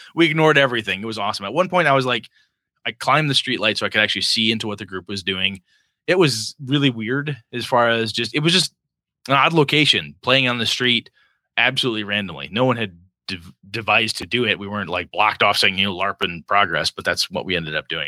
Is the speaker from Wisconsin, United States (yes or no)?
yes; Wausau, Wisconsin, United States; born or raised there; moved away